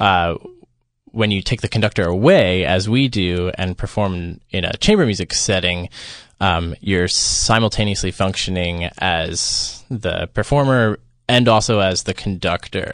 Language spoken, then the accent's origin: English; Philadelphia, Pennsylvania, United States; I'm from the Philadelphia area